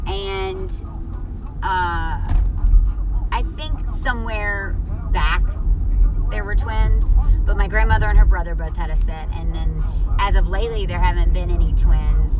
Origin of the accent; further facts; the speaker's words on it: near Mobile, Alabama, United States; moved away; I'm originally from right near Mobile, Alabama